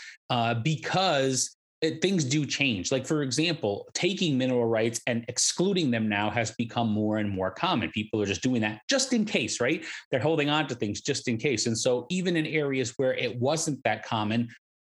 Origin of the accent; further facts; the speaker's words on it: Connecticut, United States; now in North Carolina, United States; I'm from the Northeast. I'm from Connecticut, a state that goes back 400 years